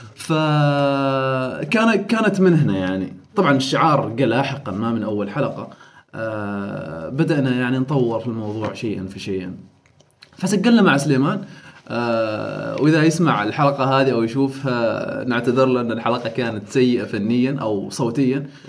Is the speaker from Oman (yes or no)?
yes; Oman; نحن كعمانيين